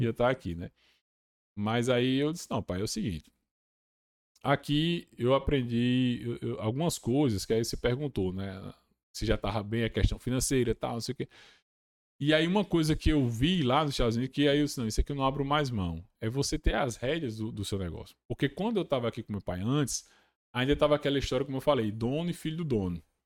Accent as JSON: {"language": "Portuguese", "country": "Brazil", "also_born_or_lived": "Massachusetts, United States"}